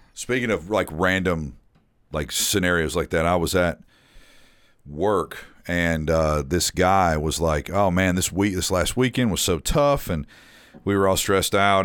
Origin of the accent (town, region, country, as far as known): Nashville, Tennessee, United States; born or raised there